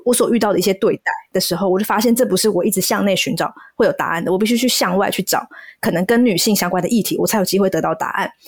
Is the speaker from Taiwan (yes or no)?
yes; Taiwan; 我身在台湾，然后我在哪里出生